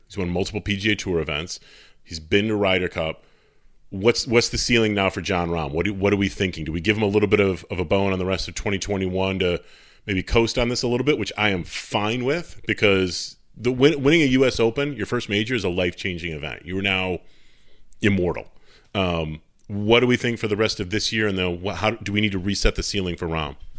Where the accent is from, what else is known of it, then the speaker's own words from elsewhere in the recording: Travelers, Connecticut, United States; at Travelers, because I'm always pimping out my, my hometown tournament